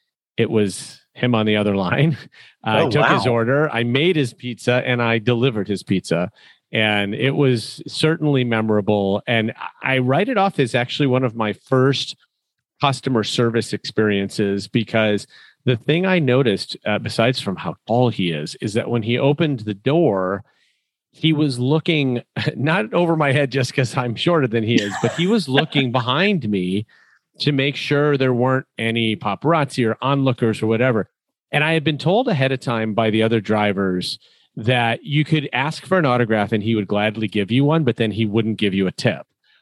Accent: Chicago, Illinois, United States

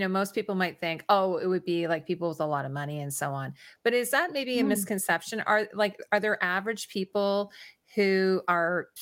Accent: Canada; I'm Canadian

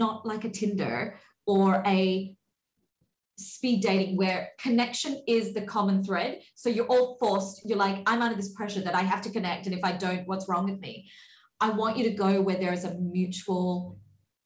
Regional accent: Australia; moved away; When I was recently back in Australia over the pandemic, over that 2 years, I had made friends online with a whole bunch of girls in my hometown

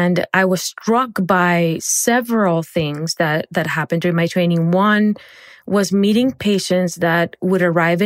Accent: Barranquilla, Atlántico, Colombia; moved away; I grew up in Barranquilla, Colombia

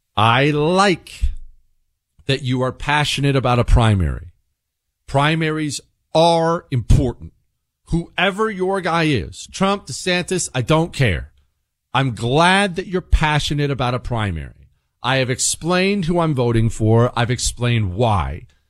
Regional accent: Bozeman, Montana, United States; moved away as an adult; also born or lived in Ohio; now in Texas, United States; we moved from Ohio to Bozeman, Montana when I was ten years old and I grew up in the mountains

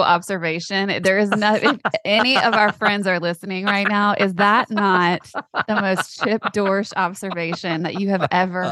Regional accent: Louisiana, United States; I grew up in Louisiana

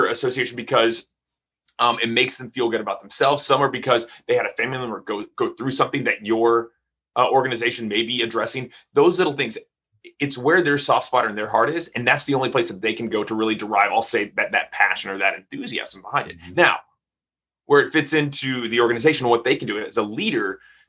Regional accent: Texas, United States; I'm from Texas

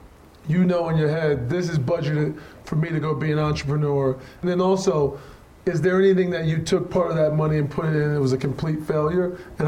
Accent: Ohio, United States; I'm from Ohio, a state where you can go to a high school game like you guys can in Texas.

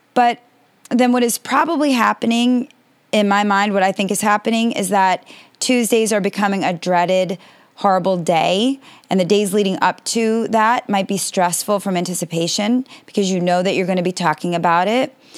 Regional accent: United States; I am American and based in America

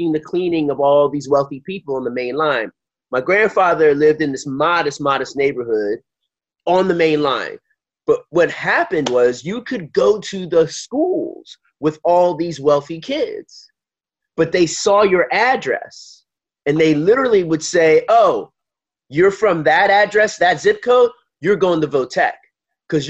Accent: Philadelphia, Pennsylvania, United States; moved away as an adult; growing up in Philly, in the suburbs

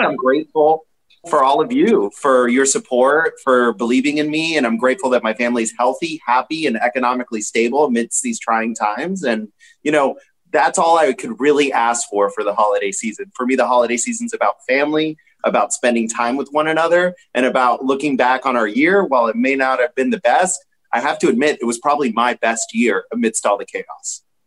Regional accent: New York, United States; now in Orlando, United States; my home state from New York

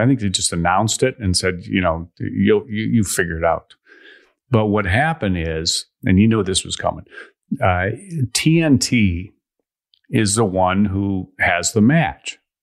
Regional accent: Chicago, Illinois, United States; when I was a kid growing up in Chicago

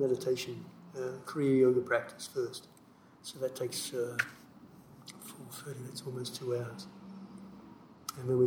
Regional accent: Australia; moved away as an adult; I grew up in Australia.

